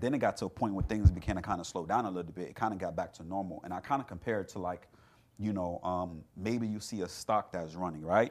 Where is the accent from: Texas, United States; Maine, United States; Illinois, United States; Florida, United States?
Florida, United States; South; I grew up in South Florida